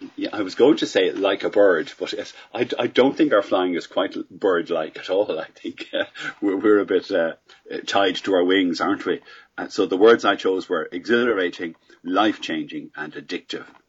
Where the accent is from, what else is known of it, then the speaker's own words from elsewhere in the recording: Ireland; I'm Irish.